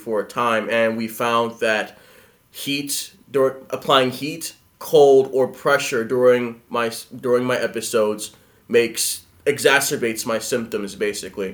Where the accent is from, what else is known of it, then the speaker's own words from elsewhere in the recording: Philadelphia, Pennsylvania, United States; I'm from Philadelphia, Pennsylvania.